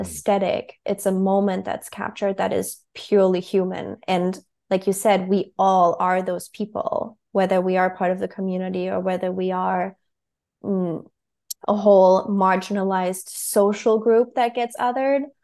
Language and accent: English; Berlin, Germany; moved away as an adult; now in New York City, United States; I moved to New York City from Germany when I was twenty-two.